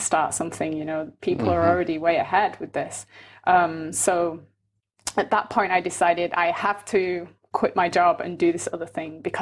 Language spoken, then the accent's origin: English; Manchester, North West England, United Kingdom; moved away as an adult; also born or lived in Birmingham; now in Canada; I'm originally from Manchester, and I went to school in Birmingham.